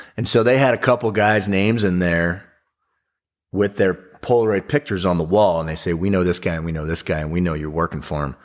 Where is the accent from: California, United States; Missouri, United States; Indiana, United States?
California, United States; Big Bear Lake; also born or lived in Orange County, California; I grew up in Big Bear Lake, but I moved down to Orange County when I was, uh, early in my teens, and then I went back up to Big Bear Lake